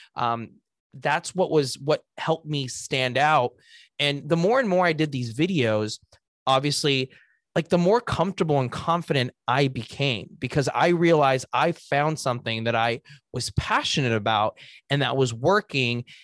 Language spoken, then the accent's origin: English; Los Angeles, California, United States; I was born and raised in Los Angeles